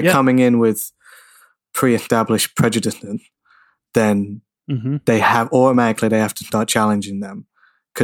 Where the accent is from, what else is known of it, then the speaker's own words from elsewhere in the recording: London, United Kingdom; Born and raised in London